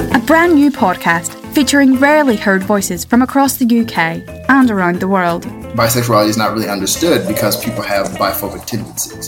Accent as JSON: {"language": "English", "region": "London", "country": "United Kingdom", "also_born_or_lived": "Liverpool", "moved": "yes", "said": "I'm from London"}